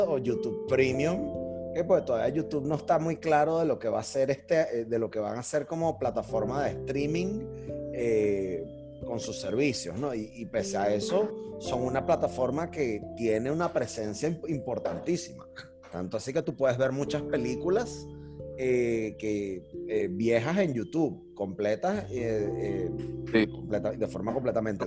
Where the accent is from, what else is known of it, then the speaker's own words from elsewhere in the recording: Venezuela; nosotros como país, como venezolanos, como nación